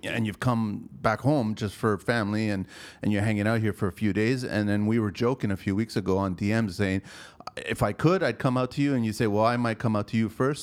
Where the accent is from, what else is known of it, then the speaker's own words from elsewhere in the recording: Canada; also born or lived in Pico, Azores, Portugal (family); I'm a Canadian